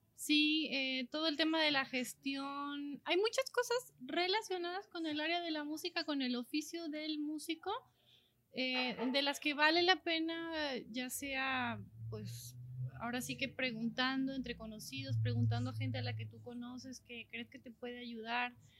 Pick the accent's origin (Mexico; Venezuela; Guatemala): Mexico; jamás había salido de, de México